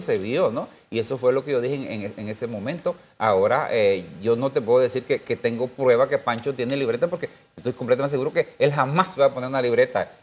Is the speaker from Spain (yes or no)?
no; Panama; yo soy panameño, yo quiero mi Panamá